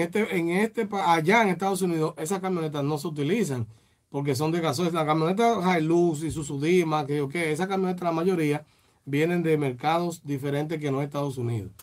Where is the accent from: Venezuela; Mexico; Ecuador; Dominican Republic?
Dominican Republic